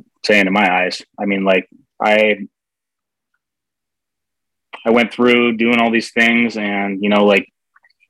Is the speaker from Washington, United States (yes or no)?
yes; Seattle, Washington, United States; I grew up in the Seattle area